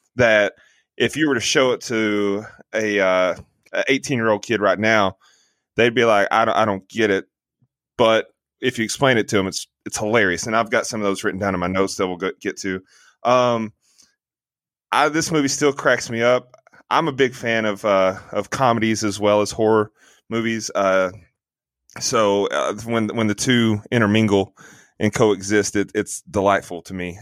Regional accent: the Bible Belt, United States; growing up in the Bible Belt

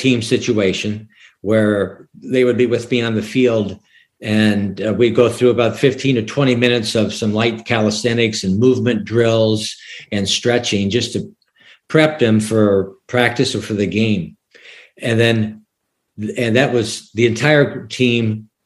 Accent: Sioux City, Iowa, United States; moved away as an adult; also born or lived in New Jersey; now in Leland, North Carolina, United States; I grew up in Sioux City, Iowa

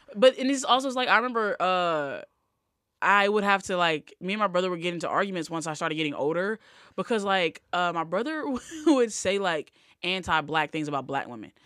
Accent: Selma, Alabama, United States; I was born in Selma.

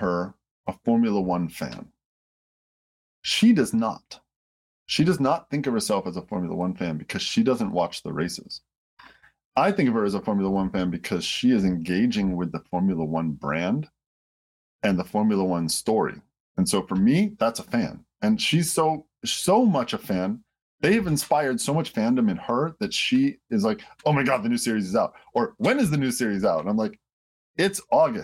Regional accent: Detroit, Michigan, United States; I grew up in Detroit

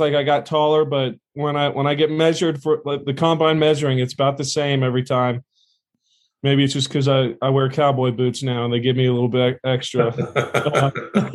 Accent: Santa Ana, California, United States; moved away as an adult; Born and raised in Santa Ana

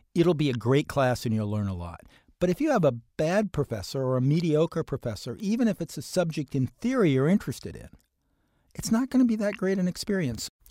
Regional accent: Central Ohio, United States; I grew up in Central Ohio.

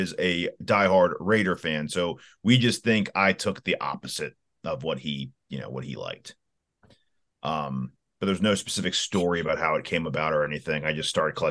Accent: Northern Virginia, United States; We're also from Northern Virginia

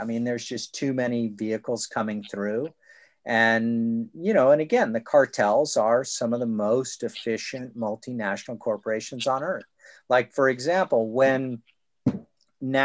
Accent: California, United States; now in the South, United States; being a Californian

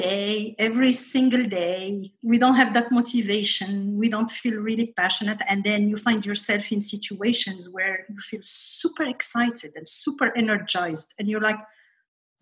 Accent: Morocco; moved away as an adult; also born or lived in Paris, France; now in United States; I grew up in Morocco.

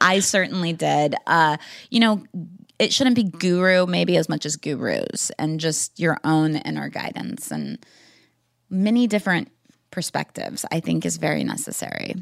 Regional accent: Wichita, Kansas, United States; growing up in Wichita, Kansas

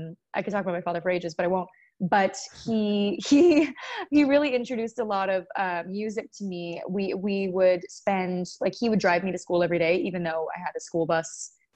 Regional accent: Seattle, Washington, United States; I take weird pride in the fact that I'm from Seattle, and I don't know why.

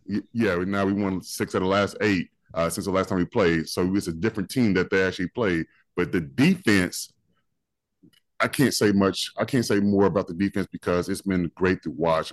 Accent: Oklahoma, United States; moved away; I grew up in Oklahoma

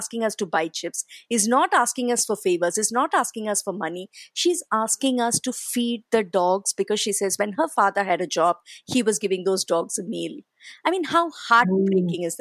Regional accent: Chennai, Tamil Nadu, India; moved away as an adult; now in Mumbai, India; I come from Chennai

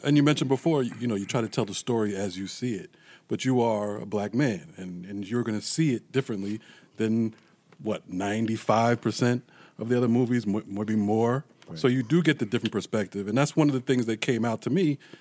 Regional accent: New York City, New York, United States; moved away as an adult; also born or lived in Greensboro, North Carolina; I'm from Brooklyn, New York

